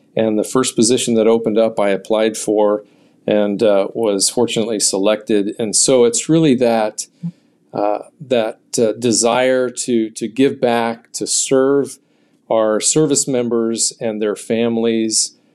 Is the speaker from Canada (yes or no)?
no; California, United States; I grew up in California